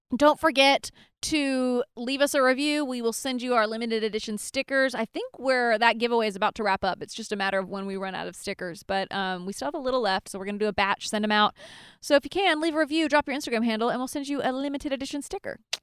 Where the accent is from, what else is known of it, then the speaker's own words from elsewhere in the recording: Nashville, Tennessee, United States; now in California, United States; I'm from Nashville